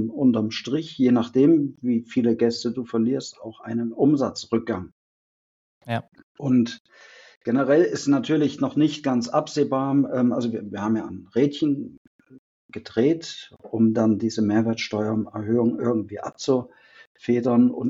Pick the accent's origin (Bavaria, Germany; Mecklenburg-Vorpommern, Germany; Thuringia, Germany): Thuringia, Germany; wo komme ich her? Ähm, bin ein Thüringer, der nach der äh, Wende dann in Bayern seine Ausbildung gemacht hat zum Restaurantfachmann.